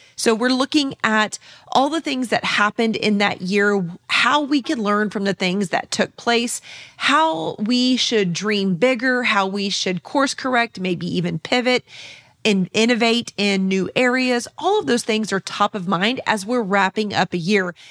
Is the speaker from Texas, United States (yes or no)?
yes; San Antonio, Texas, United States; my hometown of San Antonio, Texas